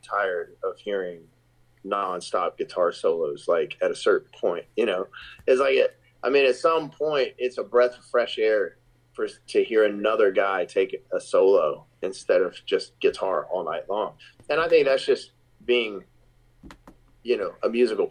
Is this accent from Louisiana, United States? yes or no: yes; Shreveport, Louisiana, United States; the very first show of the tour in my hometown in Shreveport, Louisiana